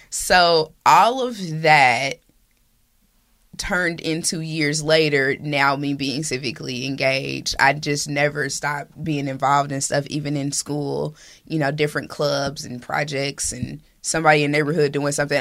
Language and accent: English; Indianapolis, Indiana, United States; I was born and raised in Hallville and three generations deep in that neighborhood